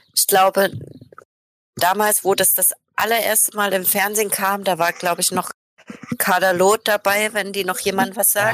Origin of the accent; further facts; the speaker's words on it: Saxony, Germany; moved away; weil ich bin ja selber in Sachsen geboren